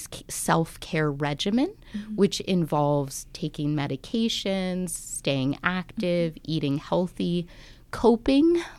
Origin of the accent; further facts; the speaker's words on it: Washington, District of Columbia, United States; moved away as an adult; also born or lived in Alaska / Tuba City, Arizona; I'm originally from the Washington, D.C. area, but I've kind of moved around, worked in Alaska, and most recently I came from Tuba City.